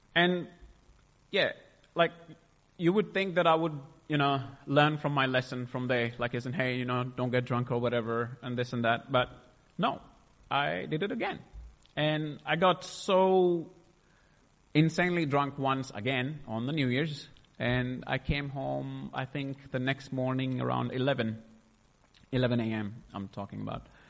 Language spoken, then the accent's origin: English; India; I was born in India in a beautiful family uh, with a Sikh background